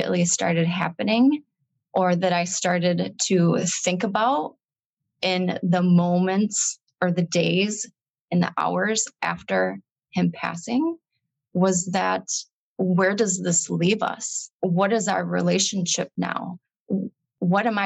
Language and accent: English; Michigan, United States; now in Wisconsin, United States; And so I grew up in Michigan.